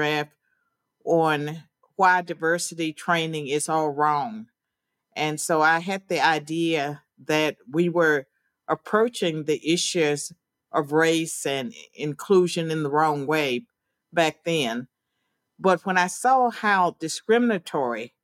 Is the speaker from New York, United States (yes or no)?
no; Virginia, United States; I'm from Virginia